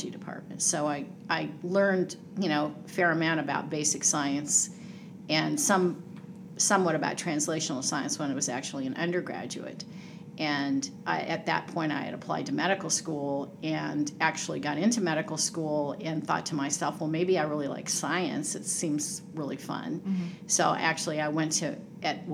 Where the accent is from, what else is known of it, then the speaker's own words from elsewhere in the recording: San Francisco Bay Area, California, United States; moved away as an adult; also born or lived in Georgia; now in Atlanta, United States; I grew up in the Bay Area, San Francisco Bay Area, and was there pretty much until I went to medical school